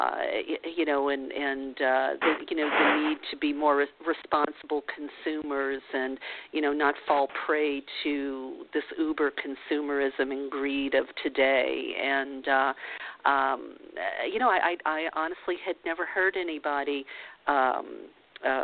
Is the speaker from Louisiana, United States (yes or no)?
yes; New Orleans, Louisiana, United States; I grew up in New Orleans